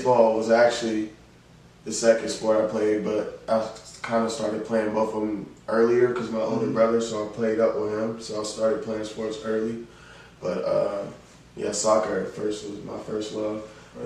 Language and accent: English; the South, United States; I'm from the Dallas South.